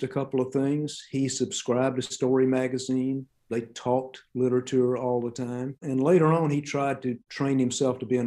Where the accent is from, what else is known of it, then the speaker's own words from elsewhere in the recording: Columbus, Georgia, United States; I'm from Columbus, went to Columbus High School, went to Winton School, the two that Carson went